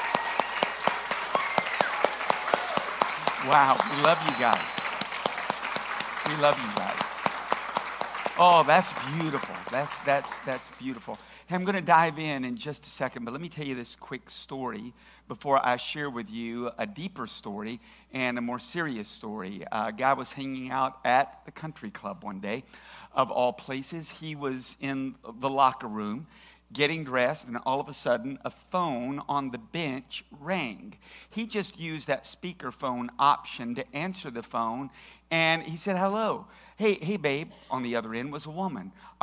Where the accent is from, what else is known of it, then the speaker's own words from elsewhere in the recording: Tennessee, United States; we're from Tennessee. Nobody here watches golf.